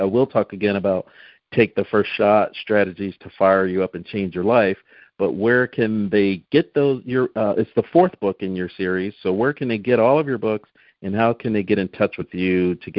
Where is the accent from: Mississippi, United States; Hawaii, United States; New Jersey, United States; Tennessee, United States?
New Jersey, United States; moved away; I'm originally from South Jersey